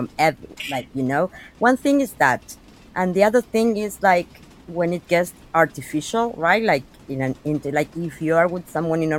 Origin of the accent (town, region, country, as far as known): Argentina